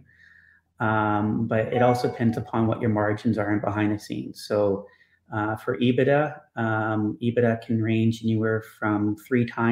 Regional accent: Canada; Canadian humble

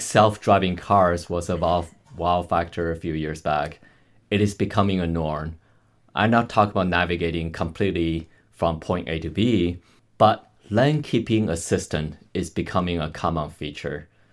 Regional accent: Canada; I'm Canadian

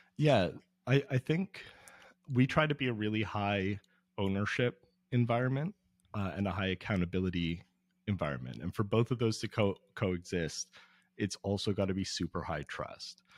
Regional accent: Toronto, Ontario, Canada; I'm from Toronto, where y, there's no swimming for most of the, most of the winter

